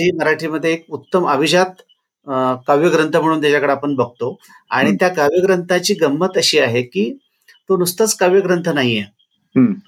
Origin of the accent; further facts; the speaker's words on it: Ardal, Maharashtra, India; now in Kolhapur, India; हे माझं गाव आहे कोल्हापूर जिल्ह्यातलं आर्दाळ